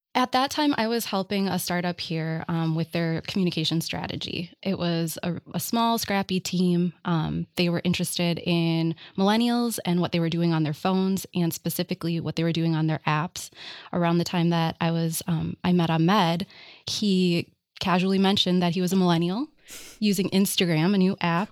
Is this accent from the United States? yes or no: yes; Minneapolis, Minnesota, United States; I grew up in Minneapolis and I was a shop kid